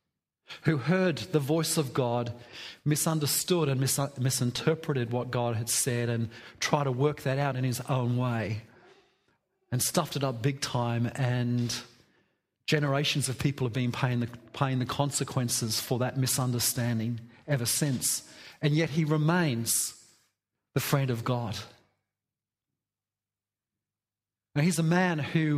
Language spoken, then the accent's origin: English; England, United Kingdom; I'm English